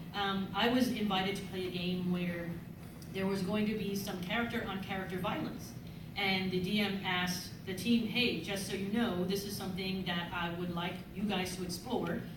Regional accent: New York City, New York, United States; also born or lived in the Bronx; I'm from the Bronx. I went to school in the South Bronx. I grew up in Spanish Harlem in Manhattan

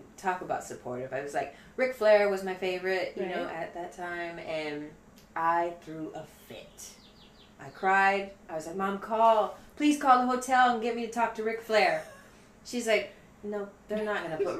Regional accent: Saginaw, Michigan, United States; I'm from Michigan, Saginaw Civic Center.

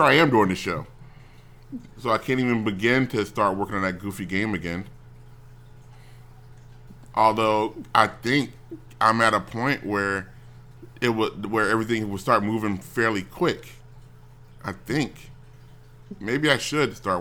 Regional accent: United States; As an American

